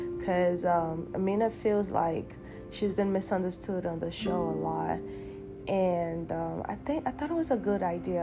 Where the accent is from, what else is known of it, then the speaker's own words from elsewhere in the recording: Nigeria; moved away as an adult; now in United States; I was born and raised in Nigeria, and I've only been in the United States for 8 years